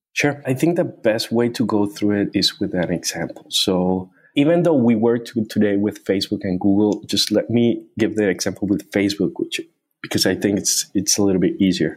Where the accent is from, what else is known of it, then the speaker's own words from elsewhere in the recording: Cartagena, Bolívar, Colombia; moved away as an adult; also born or lived in Chicago, United States; I was born in a small city in Colombia called Cartagena. Uh, it's a tourist town